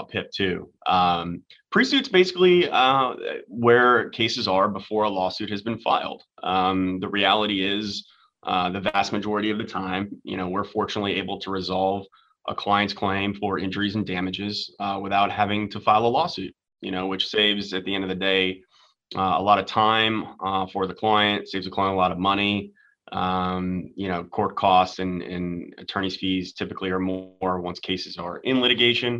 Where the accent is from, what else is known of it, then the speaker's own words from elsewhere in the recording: Tampa, Florida, United States; also born or lived in Washington, D.C. / Jupiter, Florida; I'm actually a Florida boy, born and raised. I was born in Tampa, was there until I went to college